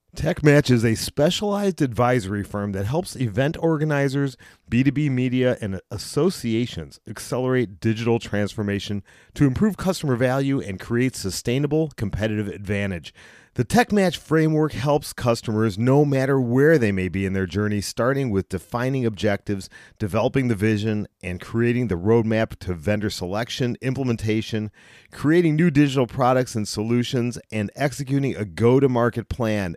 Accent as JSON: {"language": "English", "town": "Cleveland", "region": "Ohio", "country": "United States", "said": "I'm from Cleveland, and, uh, we get a lot of rain"}